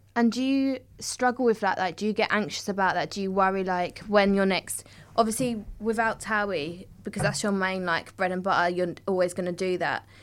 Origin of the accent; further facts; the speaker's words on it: Southend-on-Sea, East of England, United Kingdom; I'm from South End